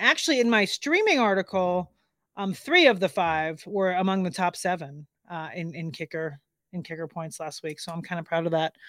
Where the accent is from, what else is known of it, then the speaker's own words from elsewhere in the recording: Miami, Florida, United States; I grew up in Miami